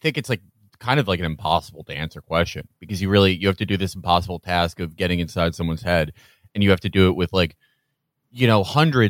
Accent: Chicago, Illinois, United States; I'm from Chicago

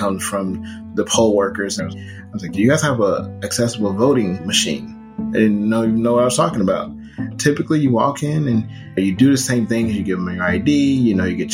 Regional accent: St. Louis, Missouri, United States; Growing up in St. Louis, I was a part of the DSEC program

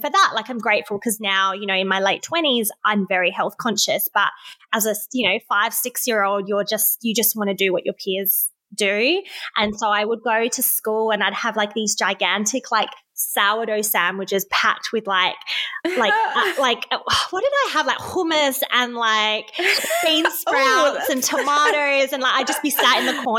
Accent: Brixton, London, United Kingdom; so I grew up in Brixton at a very kind of rough time.

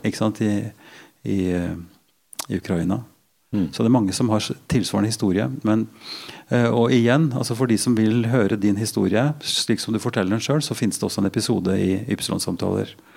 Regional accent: Norway; Som nordmann i, i mange generasjoner

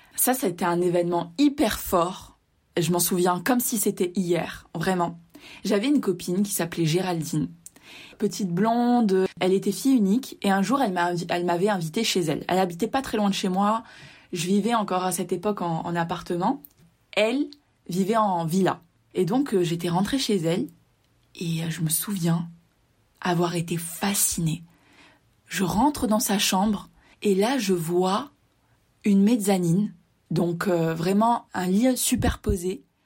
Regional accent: Var, Provence-Alpes-Côte d'Azur, France; also born or lived in Tunisia (parents' origin) / Mexico; je suis né en France donc comme tu le sais je suis né dans le Var dans le sud de la France et mes deux parents sont tunisiens

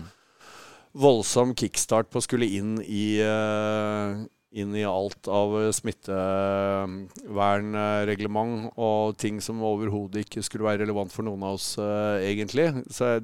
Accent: Tønsberg, Vestfold, Norway; Hvis vi holder oss i Norge, så er jeg fra Tønsberg.

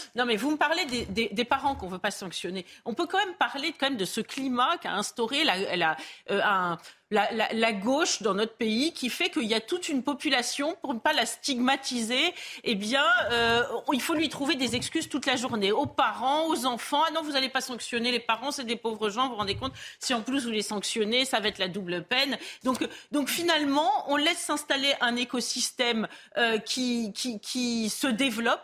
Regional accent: France; en tant que Français ordinaires

